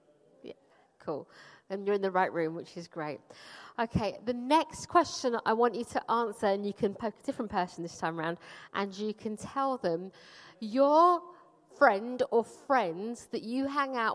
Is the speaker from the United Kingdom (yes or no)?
yes; London, United Kingdom; also born or lived in Punjab, India; I grew up in Wimbledon, which is like a really nice place to get to grow up.